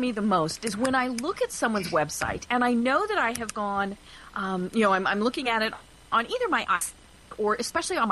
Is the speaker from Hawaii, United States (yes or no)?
no; Colorado, United States; now in Georgia, United States; I'm from Colorado